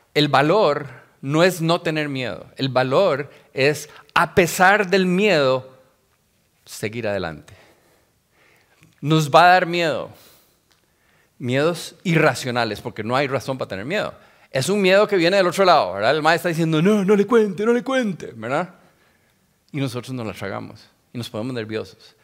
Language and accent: Spanish; Costa Rica; soy tico tico, pero mi papá era judío y mi mamá católica